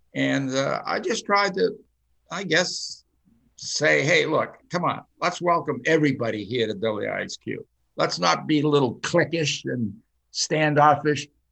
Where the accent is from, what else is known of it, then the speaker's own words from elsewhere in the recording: United States; English is a second language; I was born in a Finnish American home. I did not speak English until I went to the first grade